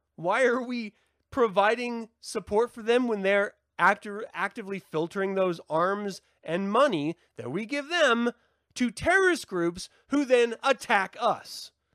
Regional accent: United States; as an American society

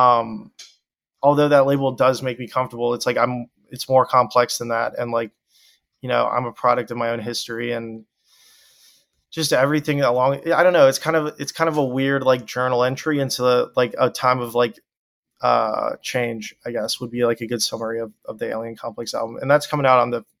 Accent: Deep South, United States; growing up in the Deep South

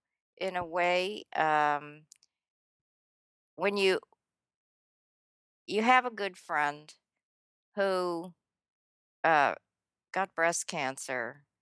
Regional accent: Illinois, United States; You know, I grew up in outside Chicago, and Milwaukee was not that far away.

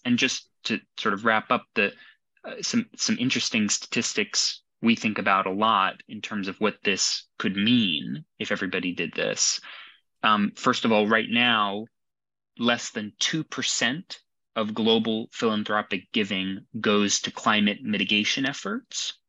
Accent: Arlington, Virginia, United States; moved away as an adult; now in London, United Kingdom; I'm originally from Arlington, Virginia.

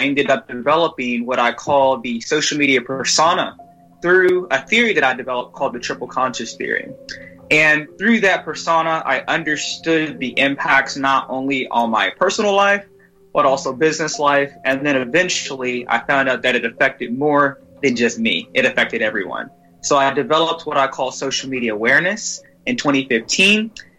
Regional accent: Orlando, Florida, United States; I'm from Orlando, Florida, USA, or United States

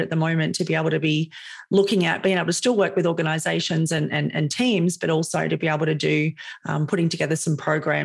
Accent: Sydney, New South Wales, Australia; You can probably hear that I'm Australian. I live in Sydney, born and raised in Sydney.

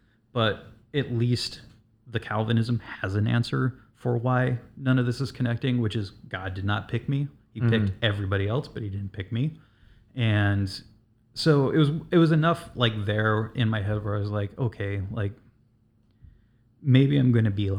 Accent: West Coast, United States; Like growing up on the West Coast, like I would look at the ocean and I would just imagine monstrous creatures coming up out of the water.

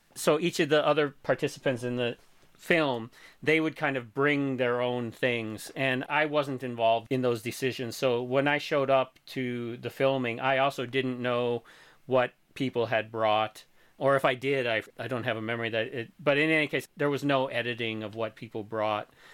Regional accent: Missouri, United States; moved away; my hometown in Missouri

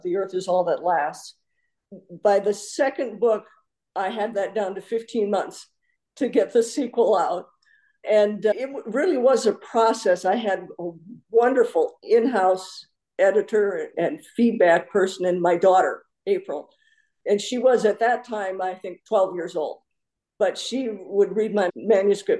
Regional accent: North Dakota, United States; now in Tucson, United States; I grew up in North Dakota and my parents still lived there at that time

